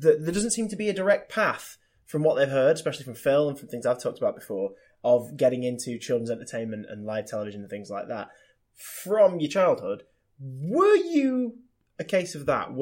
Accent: Swinton, North West England, United Kingdom; I'm from Swinton originally

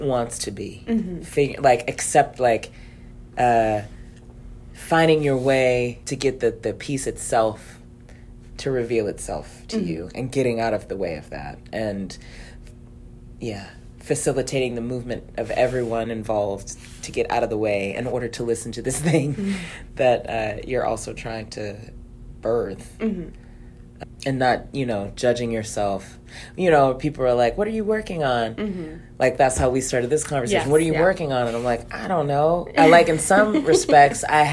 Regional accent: Baltimore, Maryland, United States; I grew up in Baltimore

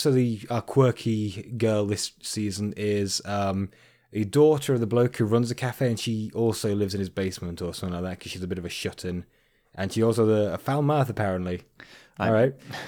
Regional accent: Canada; I am from Canada, eh?

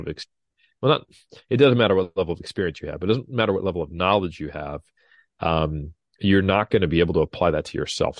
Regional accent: Sacramento, California, United States; my hometown of Sacramento, literally fifteen, twenty minutes from my house tops

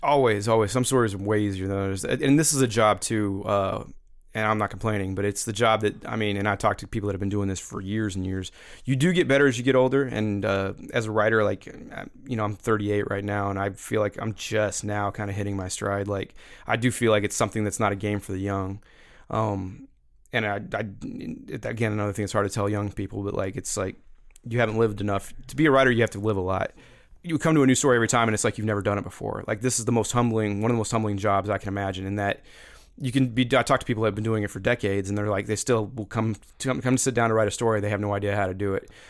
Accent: Missouri, United States; also born or lived in Atlanta; Growing up in Missouri, listening to Mike Shannon and Jack Buck over the radio

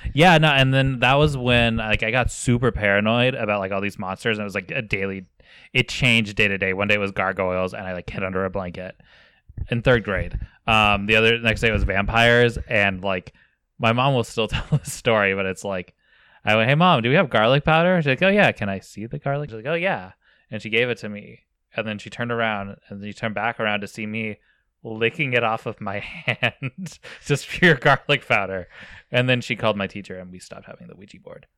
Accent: near Virginia City, Nevada, United States; I grew up near Virginia City, Nevada

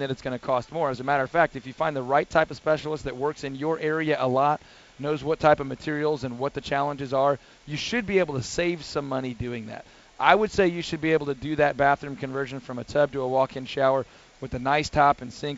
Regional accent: Houston, Texas, United States; I grew up in Northwest Houston, I-45, 1960 area, where I remember snow one time in my entire youth

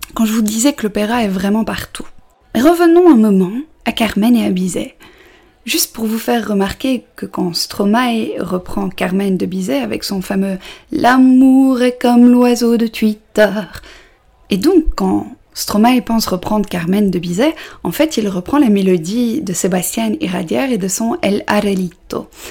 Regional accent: Belgium; je suis belge

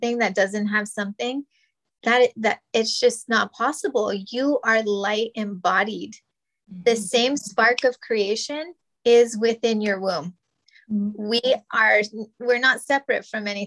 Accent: New Mexico, United States; moved away; we're Native and Hispanic, and we're from New Mexico.

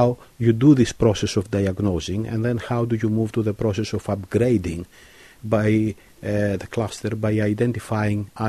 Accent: Kavala, Eastern Macedonia and Thrace, Greece; now in Cambridge, United Kingdom; my hometown in northern Greece, Kavala

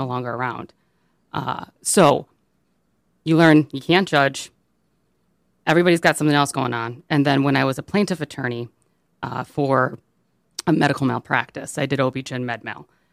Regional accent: Birmingham, Michigan, United States; I grew up in Birmingham

